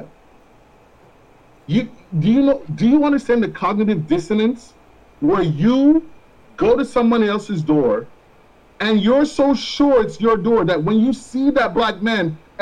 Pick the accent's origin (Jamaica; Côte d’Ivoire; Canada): Jamaica; first language Jamaican Patois; also born or lived in Florida; now in United States; I grew up in Jamaica